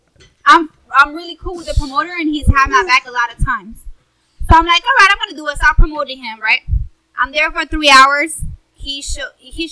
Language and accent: English; Miami, Florida, United States; I'm from Miami, too. I grew up there.